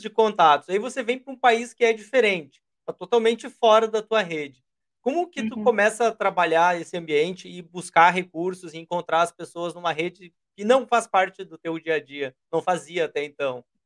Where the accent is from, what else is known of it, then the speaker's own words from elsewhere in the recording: Brazil; nós somos brasileiros